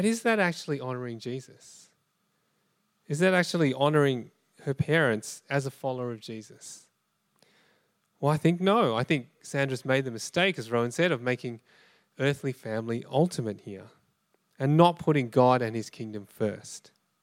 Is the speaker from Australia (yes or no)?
yes; Australia; I was born in Australia, my parents are from Malaysia